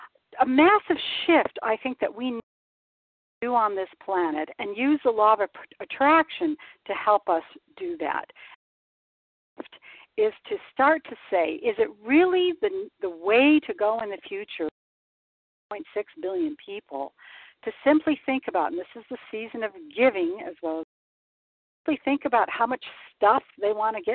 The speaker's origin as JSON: {"language": "English", "region": "Michigan", "country": "United States", "moved": "yes", "lives_now": "San Diego, United States", "said": "I'm from Michigan, and I miss my white Christmas here in San Diego."}